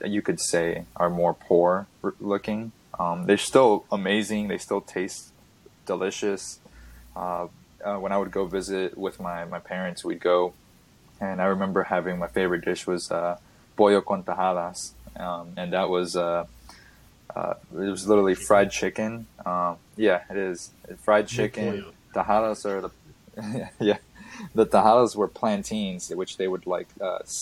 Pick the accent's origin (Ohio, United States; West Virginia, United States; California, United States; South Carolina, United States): South Carolina, United States; also born or lived in Miami, Florida / Idaho; When I moved to South Carolina, though, where I grew up most of my life